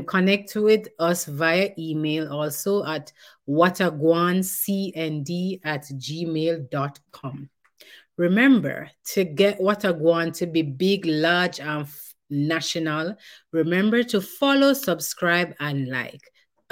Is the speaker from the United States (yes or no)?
no; Jamaica; as Jamaican parents